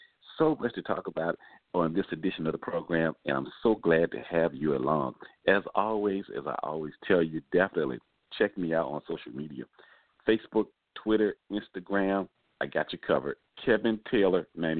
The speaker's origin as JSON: {"language": "English", "town": "Atlanta", "region": "Georgia", "country": "United States", "tie": "born or raised there", "said": "So much anticipation is in my hometown of Atlanta right now."}